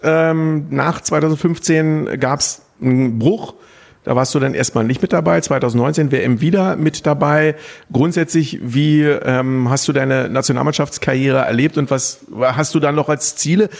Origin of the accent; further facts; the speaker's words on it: Berlin, Germany; moved away; ich bin in Berlin äh, geboren, meine Eltern leben auch noch in Berlin